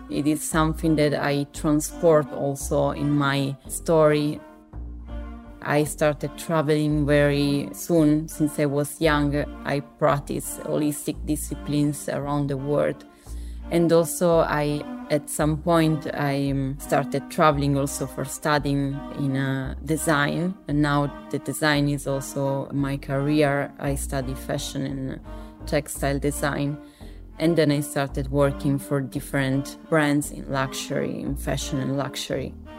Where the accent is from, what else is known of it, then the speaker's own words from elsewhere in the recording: Sardinia, Italy; moved away; also born or lived in Milan; I was born and raised in Sardinia, in a very small village in the center of the island